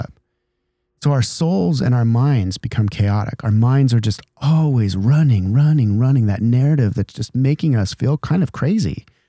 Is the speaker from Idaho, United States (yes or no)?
yes; Idaho, United States; now in San Diego, United States; I grew up in Idaho